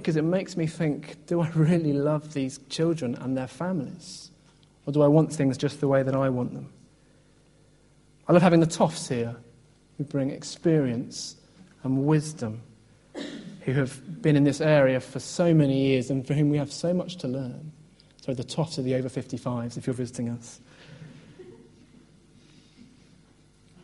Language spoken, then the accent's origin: English; Oxford, South East England, United Kingdom; moved away as an adult; also born or lived in Birmingham; I grew up in Oxford, went to Birmingham, and sort of got stuck there